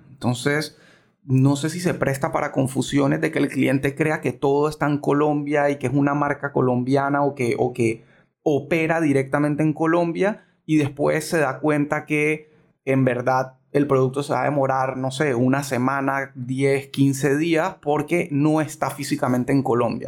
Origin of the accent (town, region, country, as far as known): Panama